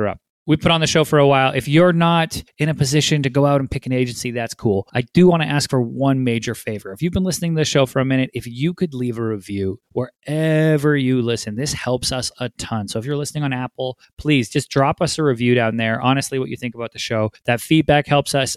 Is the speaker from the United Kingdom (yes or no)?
no; British Columbia, Canada; my hometown, British Columbia, actually Richmond, British Columbia. I'm from a suburb over